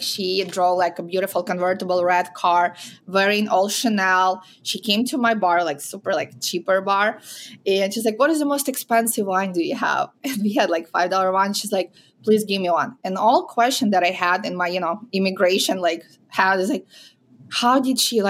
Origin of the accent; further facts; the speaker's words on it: Ukraine; English is a second language; moved away as an adult; also born or lived in Minot, North Dakota / Chicago / Miami / San Diego; now in United States; So I am originally from Ukraine. I was born and raised there, and I came to United States when I was 21